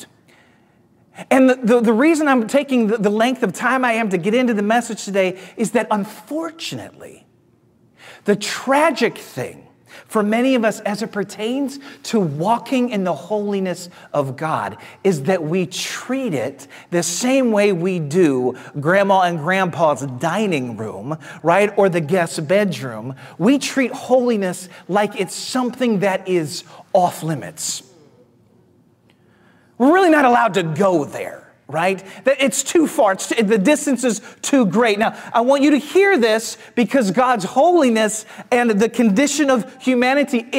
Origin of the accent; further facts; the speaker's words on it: St. Louis, Missouri, United States; I grew up in Missouri in the Midwest. I grew up in St. Louis